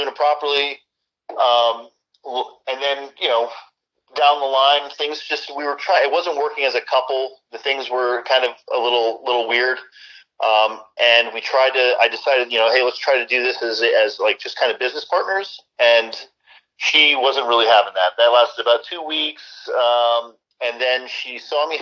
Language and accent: English; South Florida, United States; also born or lived in Long Island, New York / Fort Campbell, Kentucky / Iraq / Germany; Then I moved to South Florida, where I've pretty much been ever since